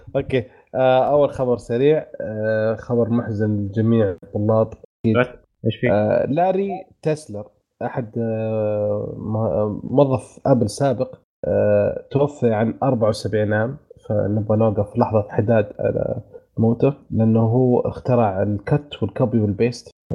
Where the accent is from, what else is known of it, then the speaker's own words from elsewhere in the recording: Saudi Arabia; عندنا في السعوديه